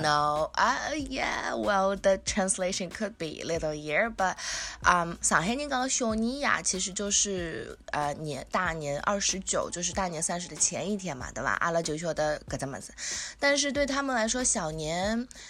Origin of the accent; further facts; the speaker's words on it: Shanghai, China; 像上海人，我觉得吃外婆、外公就 especially 外婆做的饭，因为从小在是外婆带大的嘛